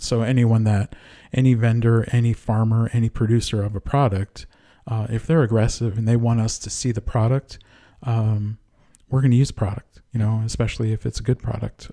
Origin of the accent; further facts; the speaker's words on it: Connecticut, United States; moved away; also born or lived in Rhode Island; I was born and raised in Connecticut, went to school in Rhode Island